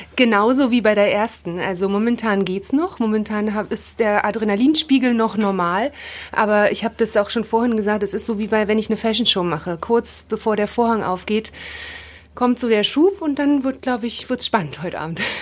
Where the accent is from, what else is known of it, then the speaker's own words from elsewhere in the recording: Rostock, Mecklenburg-Vorpommern, Germany; now in Potsdam, Germany; Ich bin in Rostock geboren, aber leben tue ich da nicht mehr. Ich wohne in Potsdam